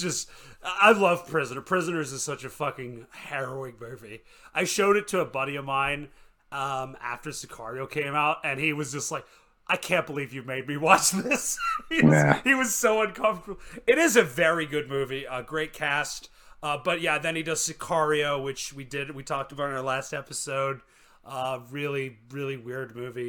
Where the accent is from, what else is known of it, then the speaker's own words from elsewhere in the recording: Canada; I'm from Canada.